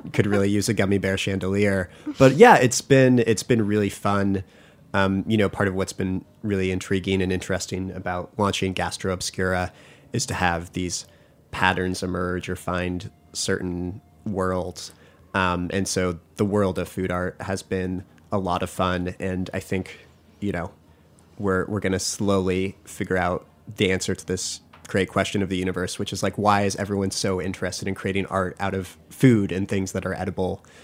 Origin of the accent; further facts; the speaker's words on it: Massachusetts, United States; I grew up in Massachusetts